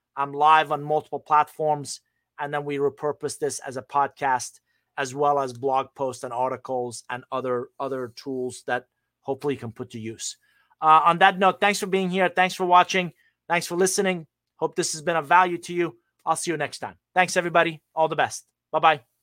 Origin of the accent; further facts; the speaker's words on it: Iran; moved away; I'm originally from Iran